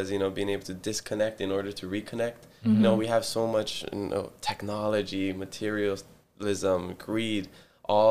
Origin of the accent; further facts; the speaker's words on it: Hilo, Hawaii, United States; first language Hawaiian; English is a second language; also born or lived in Oahu, Hawaii / Madagascar; So born and raised, Hilo, Hawaii. I went to Hawaiian immersion school, so I grew up speaking Hawaiian. Hawaiian's my first language